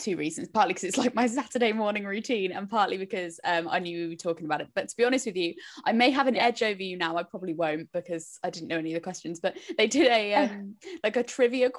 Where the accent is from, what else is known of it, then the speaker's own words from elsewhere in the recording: United Kingdom; we are British